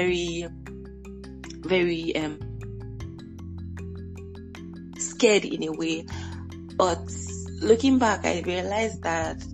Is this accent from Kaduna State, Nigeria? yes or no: no; Lagos, Nigeria; growing up in Lagos was like Lagos being like the big city